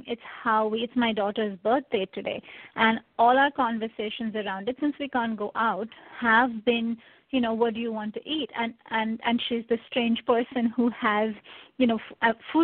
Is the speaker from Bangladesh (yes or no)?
no; India; moved away; I grew up in India.